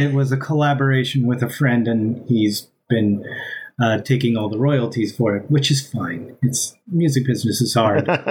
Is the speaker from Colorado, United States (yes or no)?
no; Amarillo, Texas, United States; I'm from Amarilla